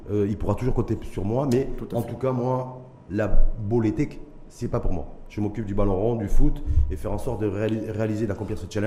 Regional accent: Mohammedia, Casablanca-Settat, Morocco; Moi, je suis né dans Mohammedien

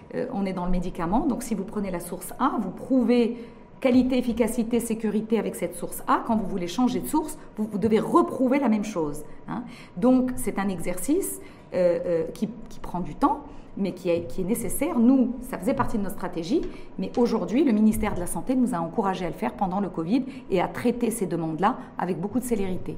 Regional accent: Morocco

